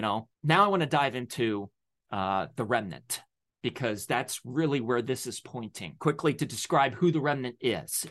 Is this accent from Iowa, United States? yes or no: no; Delaware, United States; now in Pennsylvania, United States; I was born in Delaware. I now live in P A.